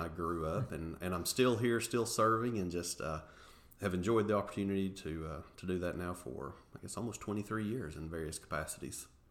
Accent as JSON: {"language": "English", "town": "Englewood", "region": "Tennessee", "country": "United States", "tie": "born or raised there", "said": "born and raised in Englewood, Tennessee. Actually, uh, still reside in Englewood today."}